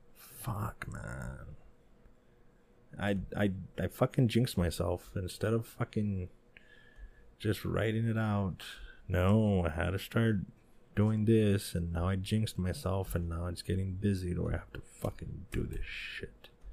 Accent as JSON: {"language": "English", "town": "El Paso", "region": "Texas", "country": "United States", "tie": "born or raised there", "said": "my hometown, El Paso"}